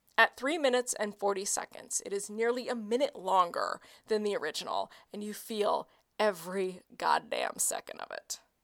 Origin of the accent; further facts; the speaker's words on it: Oklahoma City, Oklahoma, United States; my hometown of Oklahoma City